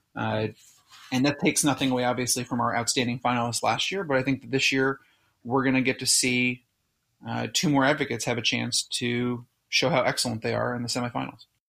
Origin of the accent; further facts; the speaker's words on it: Southern California, United States; moved away as an adult; also born or lived in Philadelphia; my hometown in, in Southern California